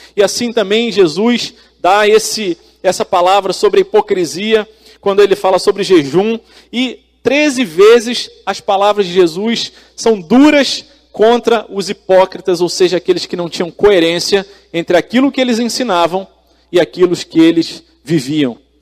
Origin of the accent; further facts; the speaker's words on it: Brazil; nós, como brasileiros